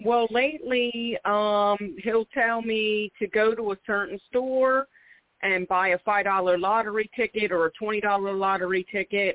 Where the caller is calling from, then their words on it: Philadelphia, Pennsylvania, United States; I'm calling from Philadelphia, PA